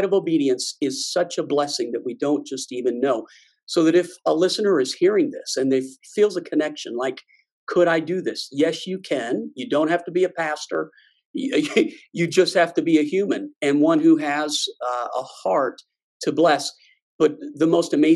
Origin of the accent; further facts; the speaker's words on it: Cajun, Louisiana, United States; I'm Cajun, so we call that the lagniappe